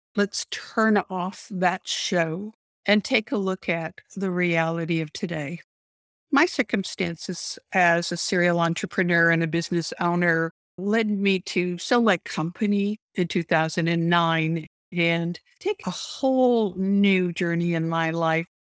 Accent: Canada; I grew up in Canada

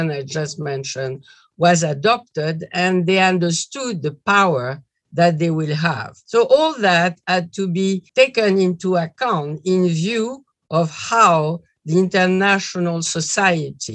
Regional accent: Algeria; I was born in Algeria, where my father has established a company

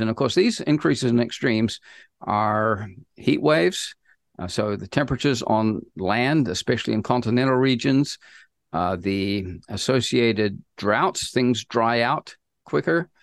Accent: New Zealand; moved away as an adult; also born or lived in United States; I grew up in New Zealand

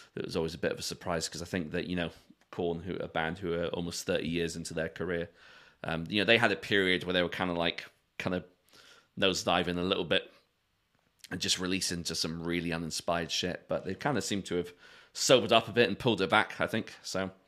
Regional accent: London, United Kingdom; I was born in Brixton

